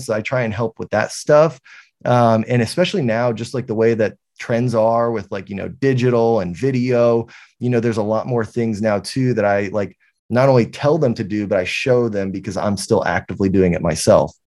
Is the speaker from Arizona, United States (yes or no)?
no; San Antonio, Texas, United States; I'm from San Antonio, Texas. Uh, I've lived here my entire life